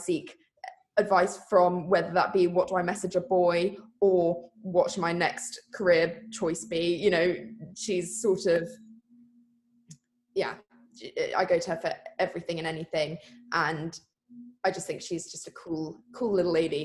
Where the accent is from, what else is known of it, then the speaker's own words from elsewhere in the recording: Sussex, South East England, United Kingdom; from Sleepy Sussex